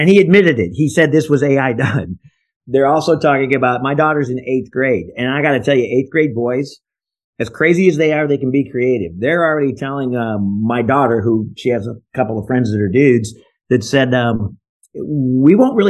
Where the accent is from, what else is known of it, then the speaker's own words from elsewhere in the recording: Algona, Iowa, United States; now in Florida, United States; I grew up in Algona, Iowa.